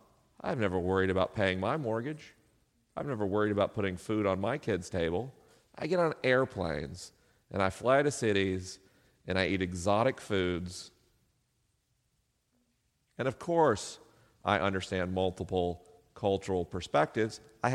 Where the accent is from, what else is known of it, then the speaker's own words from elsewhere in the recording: the South, United States; accent: southern; I spent 12 years trying to erase my southern accent as a kid. And all of us southerners who are leaving the South in droves for the coasts